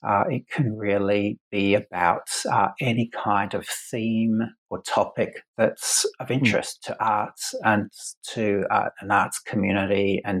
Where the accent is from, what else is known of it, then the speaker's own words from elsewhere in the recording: Adelaide, South Australia, Australia; So I went to a school of art in where I grew up in Adelaide in South Australia, mm-hmm. where I am now, in fact.